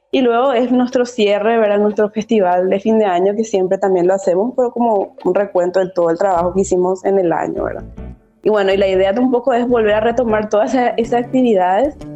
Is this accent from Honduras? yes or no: no; Paraguay; Eh, el arte inclusivo, al menos aquí en mi país, en Paraguay, es, un trabajo de mucho sudor, ¿verdad?